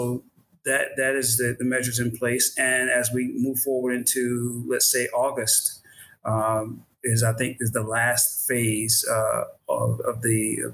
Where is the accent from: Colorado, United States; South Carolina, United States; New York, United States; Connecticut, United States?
South Carolina, United States; moved away; also born or lived in Atlanta, Georgia / Salt Lake City, Utah; I grew up in South Carolina, lived in Atlanta